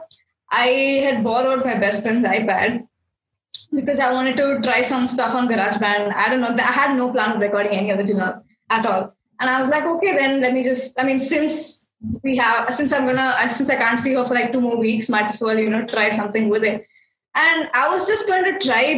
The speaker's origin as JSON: {"language": "English", "town": "Bangalore", "region": "Karnataka", "country": "India", "said": "I'm from Bangalore and I am an artist."}